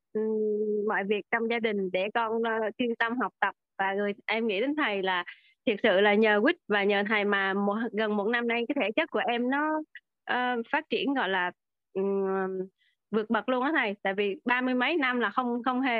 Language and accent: Vietnamese; Nha Trang, Khanh Hoa, Vietnam; em đến từ Nha Trang